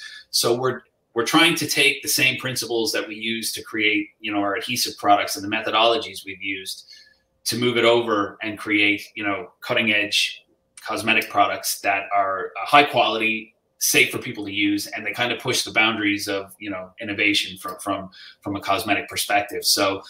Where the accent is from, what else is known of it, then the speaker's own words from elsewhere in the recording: New Jersey, United States; I was born in New Jersey myself. So okay. Yeah, my mother's Irish. My dad was born in New York.